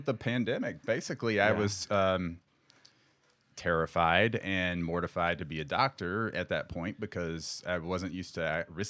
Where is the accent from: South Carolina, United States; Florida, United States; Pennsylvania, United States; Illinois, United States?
South Carolina, United States; moved away as an adult; now in San Diego, United States; Originally, I'm from South Carolina.